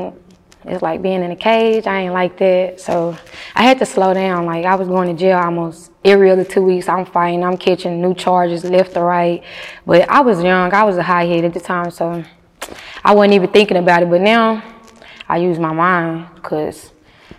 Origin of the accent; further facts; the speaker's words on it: Texarkana, United States; I'm from Texarkana.